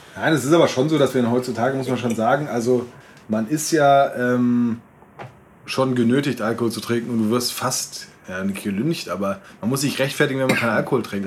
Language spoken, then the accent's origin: German; Hesse, Germany; bei uns in Hessen